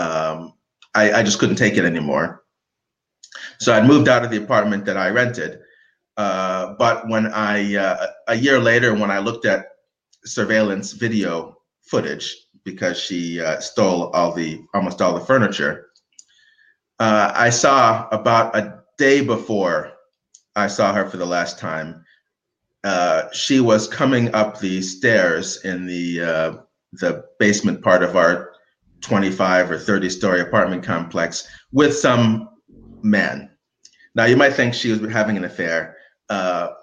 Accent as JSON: {"language": "English", "country": "United States", "said": "as an American, knowing English and having lived in the city"}